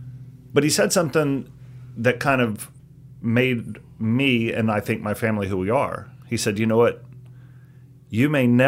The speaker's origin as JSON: {"language": "English", "town": "Chattanooga", "region": "Tennessee", "country": "United States", "tie": "born or raised there", "also_born_or_lived": "Houston, Texas", "said": "Houston, yep. And raised in Chattanooga."}